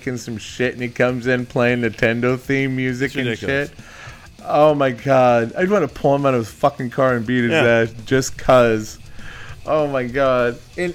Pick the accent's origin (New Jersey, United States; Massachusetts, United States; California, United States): California, United States; Dublin; us being from Dublin, California